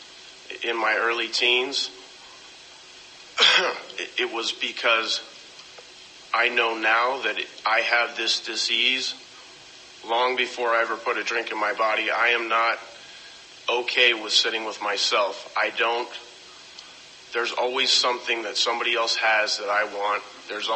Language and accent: English; Las Vegas, Nevada, United States; now in Oceanside, United States; I grew up in Las Vegas